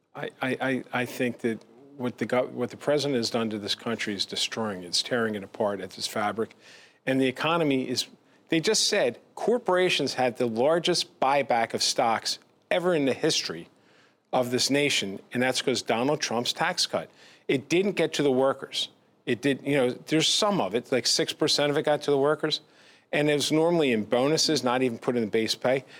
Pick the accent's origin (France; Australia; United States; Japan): United States; Pennsauken, New Jersey; I grew up in a K to twelve, you know, district where I grew up in Pennsauken when I was growing up